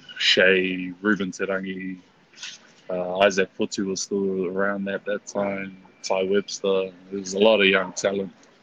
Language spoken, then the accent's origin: English; Auckland, New Zealand; Born and raised in West Auckland, Massey.